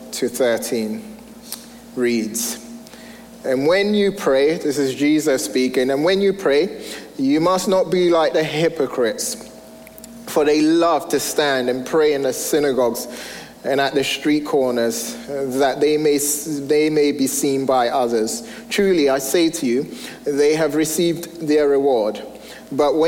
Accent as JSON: {"language": "English", "region": "England", "country": "United Kingdom", "moved": "as an adult", "lives_now": "United States", "said": "I'm originally from England, and when my wife and I moved here 12 years ago now, we soon realized how different America and England were."}